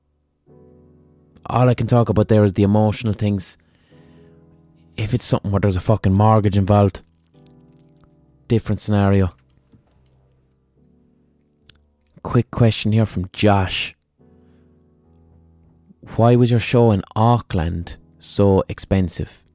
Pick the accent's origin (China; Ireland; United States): Ireland; I'm fucking Irish